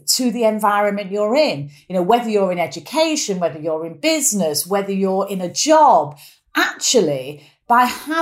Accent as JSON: {"language": "English", "town": "Manchester", "region": "North West England", "country": "United Kingdom", "accent": "strong Mancunian", "said": "quite a strong Mancunian accent. I'm very proud of where I'm from."}